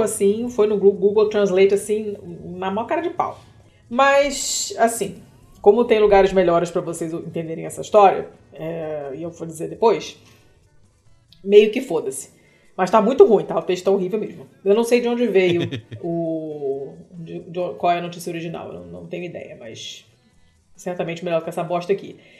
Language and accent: Portuguese; Brazil